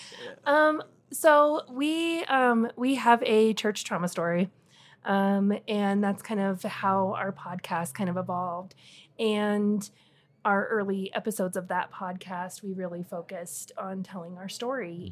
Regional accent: Wyoming, United States; moved away as an adult; now in Colorado, United States; I grew up in Wyoming, just kind of a real small town girl, um, ended up in Colorado by marriage

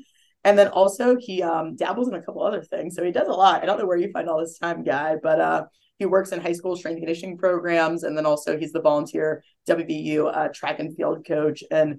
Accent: Pittsburgh, Pennsylvania, United States; also born or lived in Morgantown, West Virginia; I am West Virginia alum. I did play volleyball there. So it does have a slight sweet place in my heart, but I am from Pittsburgh. So that's how I ended up back here.

